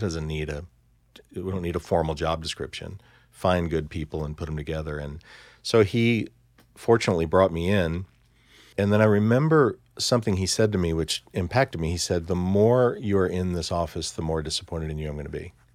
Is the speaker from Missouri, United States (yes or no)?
yes; Columbia, Missouri, United States; I grew up in Columbia, Missouri